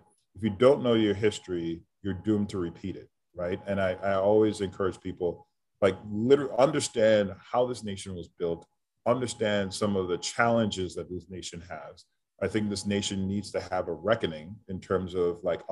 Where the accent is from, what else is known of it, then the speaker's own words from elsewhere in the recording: New York City, New York, United States; I grew up in New York City, but in the 80s